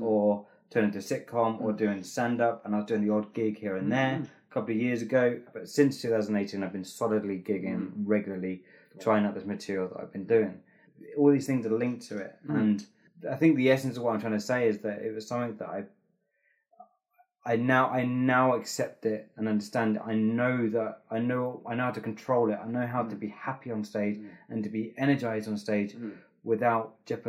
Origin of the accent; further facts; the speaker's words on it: England, United Kingdom; There's one thing I've learned about being English is that they don't like positive people in public.